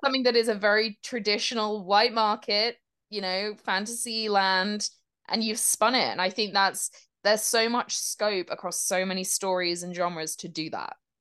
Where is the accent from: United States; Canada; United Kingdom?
United Kingdom; As a British person